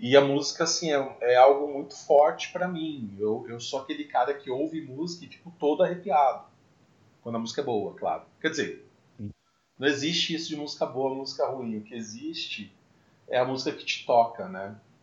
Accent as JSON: {"language": "Portuguese", "town": "Mococa", "region": "São Paulo", "country": "Brazil", "said": "Eu sou de Mococa."}